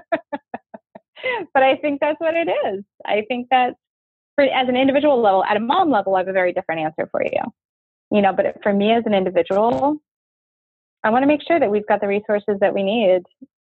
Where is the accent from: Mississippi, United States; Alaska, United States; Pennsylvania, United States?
Alaska, United States; Fairbanks; I grew up in Fairbanks, Alaska. My mom went up to Alaska when I was tiny to work on the pipeline